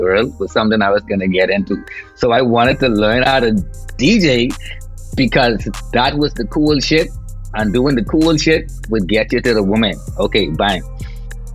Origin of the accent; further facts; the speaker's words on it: Nassau, New Providence, Bahamas; I grew up in like the ghetto, right? And Rock Crusher is the name of the place that I'm from. Proud to say I'm from Rock Crusher.